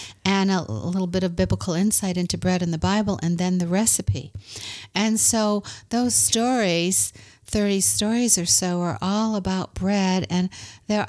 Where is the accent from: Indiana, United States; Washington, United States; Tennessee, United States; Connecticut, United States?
Connecticut, United States; moved away as an adult; also born or lived in Michigan / Florida / New York / Hawaii; I grew up in Connecticut in a small town that my family founded back in the 1630s